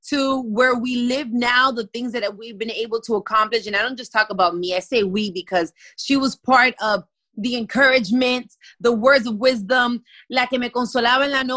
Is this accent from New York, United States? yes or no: no; Miami, Florida, United States; I was born and raised here in Miami